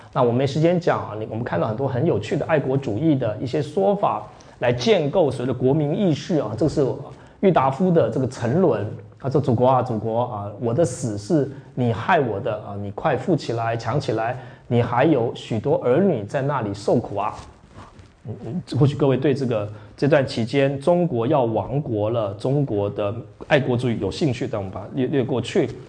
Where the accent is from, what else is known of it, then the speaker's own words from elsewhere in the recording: Taiwan; also born or lived in Yonghe, New Taipei; 我们台湾